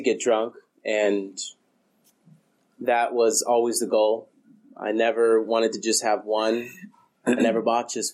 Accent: Colorado, United States; moved away as an adult; also born or lived in Denver / Fort Collins; now in California, United States; I'm from Colorado. I just moved to California in the beginning of January

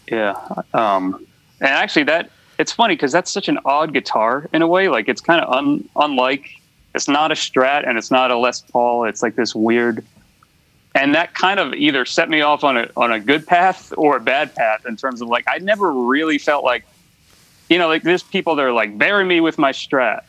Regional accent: United States; moved away as an adult; also born or lived in Florida; now in Los Angeles, United States; I grew up on the East Coast, kind of outside of DC, like in the suburbs

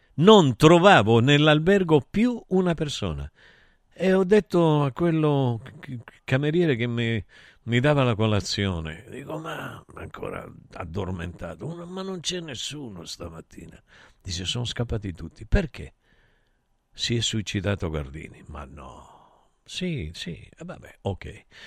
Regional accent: Taurianova, Calabria, Italy; moved away; nel mio paese, a Taurianova

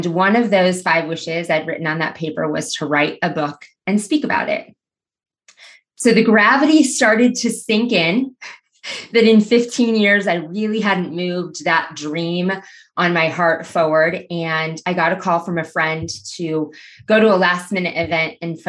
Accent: Aurora, Nebraska, United States; now in Omaha, United States; back in my hometown of Aurora, Nebraska

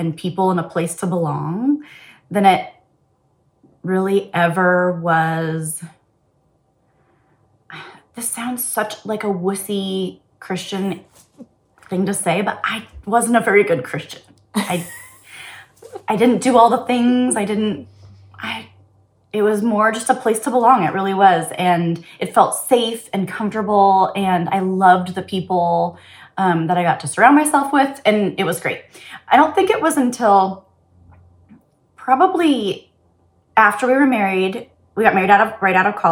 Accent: Bellevue, Washington, United States; I grew up in Bellevue, right here near Seattle

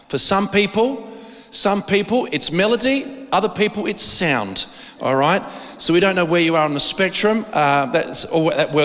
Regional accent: Australia

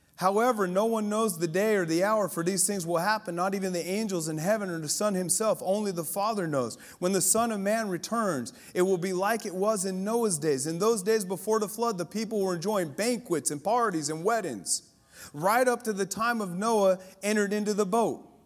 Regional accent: Colorado, United States; I grew up in Colorado

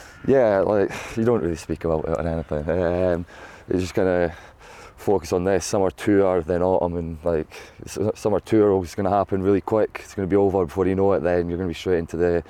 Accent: Scotland, United Kingdom; As being a Scottish boy, I grew up

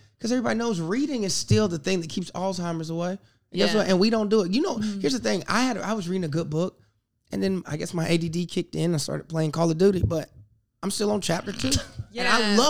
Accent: the South, United States; I'm from the South.

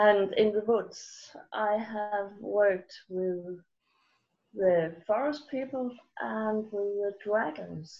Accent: Denmark; I'm from Denmark

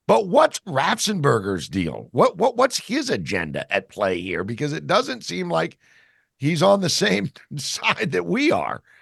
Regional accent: Georgia, United States; now in Jersey Shore, United States; I know I'm from Georgia. I live on I live on the Jersey Shore, but my family lives in Georgia.

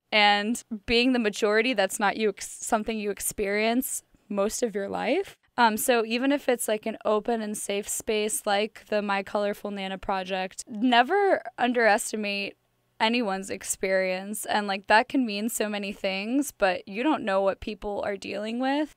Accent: St. Louis, Missouri, United States; I'm from Saint Louis, Missouri.

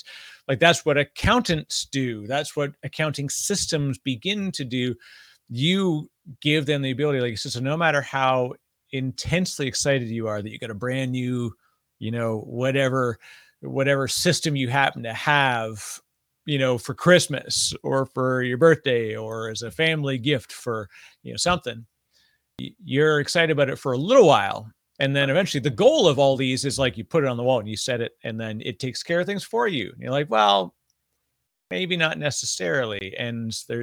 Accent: Canada; moved away as an adult; also born or lived in Toronto, Canada / Vancouver, Canada; now in New Jersey, United States; I'm Canadian

